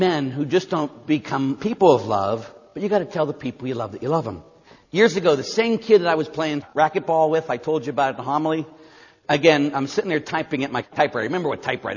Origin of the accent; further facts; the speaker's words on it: Pittsburgh, Pennsylvania, United States; I'm from Pittsburgh. Can you tell? I say yins a lot